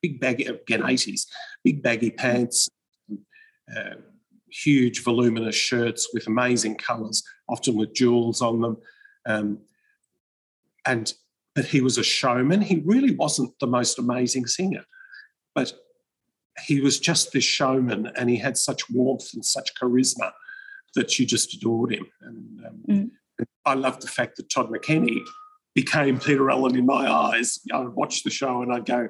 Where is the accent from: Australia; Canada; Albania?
Australia; Melbourne, Victoria; I'm from Melbourne